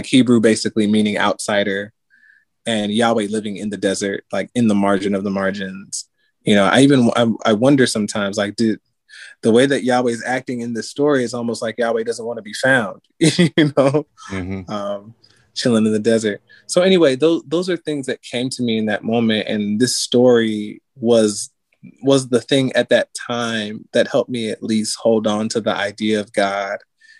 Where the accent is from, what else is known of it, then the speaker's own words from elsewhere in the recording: Atlanta, Georgia, United States; I grew up in Atlanta, so I mean, all that R&B, soul, trap music is, you know, a part of my influences too.